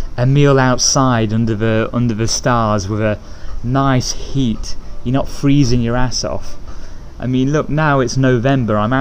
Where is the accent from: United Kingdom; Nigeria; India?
United Kingdom; England; moved away; I'm from England